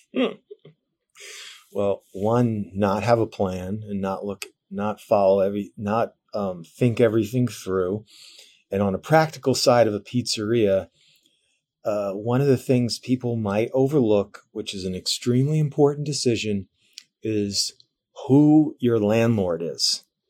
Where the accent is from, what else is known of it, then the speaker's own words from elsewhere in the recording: New Jersey, United States; also born or lived in New York / New York City; I grew up in New Jersey.